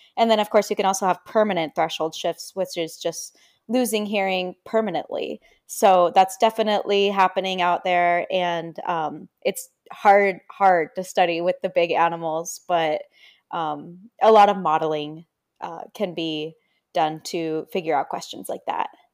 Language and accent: English; San Diego, California, United States; also born or lived in Davis, California; I'm from San Diego and, um, I grew up next to the ocean